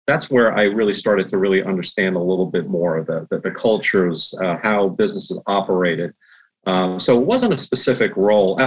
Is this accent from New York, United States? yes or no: yes; Long Island, New York, United States; I was born and raised on Long Island.